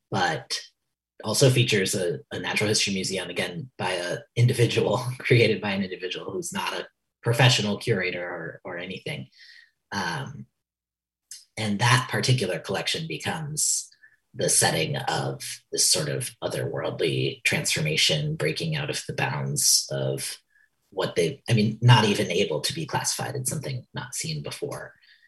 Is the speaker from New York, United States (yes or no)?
yes; New York, United States; that story taking place in kind of a facsimile of my hometown in a very rural part of upstate New York